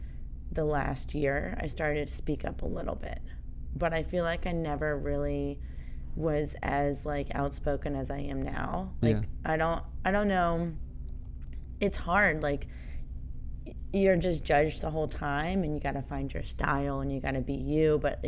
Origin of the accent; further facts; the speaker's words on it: Atlanta, Georgia, United States; moved away as an adult; also born or lived in Rhode Island; now in New York, United States; I'm from Atlanta. And the Deep South. Deep South. And grew up there